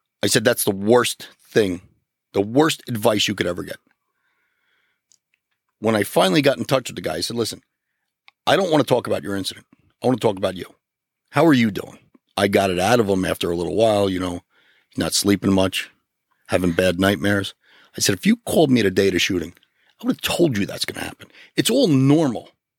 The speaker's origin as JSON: {"language": "English", "town": "North Arlington", "region": "New Jersey", "country": "United States", "tie": "born or raised there", "said": "growing up in North Arlington."}